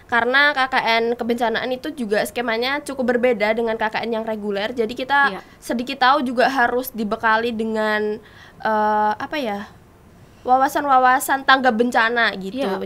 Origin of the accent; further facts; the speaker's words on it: Central Java, Indonesia; karena aku aslinya dari Jawa Tengah